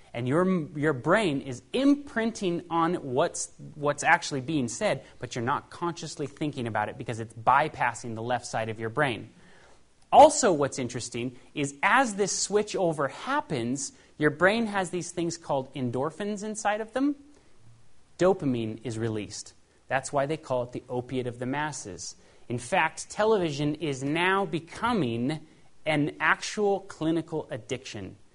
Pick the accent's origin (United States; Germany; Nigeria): United States; Paradise, California; also born or lived in Los Angeles, California; I was raised in Paradise, California